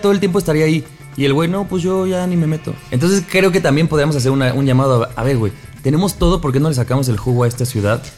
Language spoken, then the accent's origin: Spanish; State of Mexico, Mexico; somos provincianos porque somos del Edomex